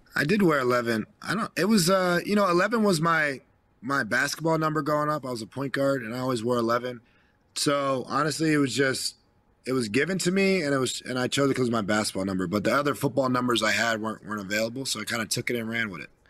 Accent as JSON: {"language": "English", "region": "New Jersey", "country": "United States", "said": "I'm from New Jersey"}